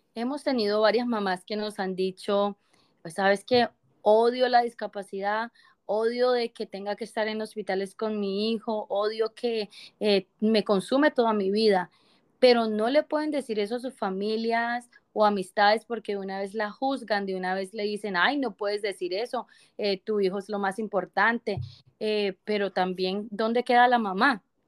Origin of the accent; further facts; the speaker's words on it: Colombia; now in Canada; yo soy colombiana, pero vivo en Canadá